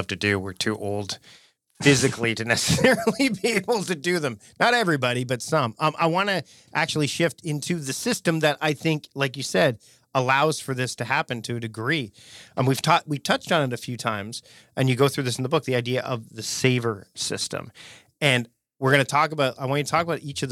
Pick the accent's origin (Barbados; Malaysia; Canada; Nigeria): Canada; being a Canadian